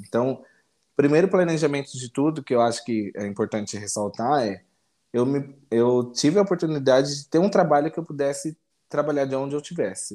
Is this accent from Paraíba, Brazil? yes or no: no; São Paulo, Brazil; eu sou de São Paulo, São Paulo capital, mas atualmente eu moro no interior de São Paulo, numa cidade pequena chamada Guaí